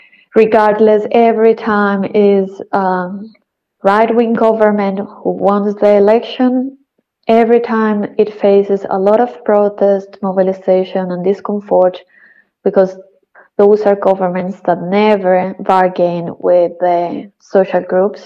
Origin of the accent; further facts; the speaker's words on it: Colombia; moved away as an adult; now in Berlin, Germany; I am from Colombia, but I've been living in Berlin for a couple of years.